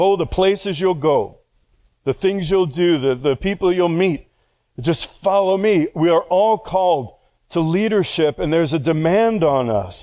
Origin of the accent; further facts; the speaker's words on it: New York, United States; moved away; I all my life have said, well, I'm from New York